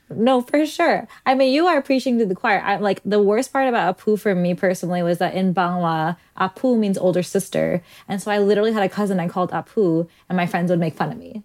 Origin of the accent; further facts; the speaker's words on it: New York City, New York, United States; also born or lived in New Hyde Park, New York; I grew up in Ozone Park, Queens, and then I moved to New Hyde Park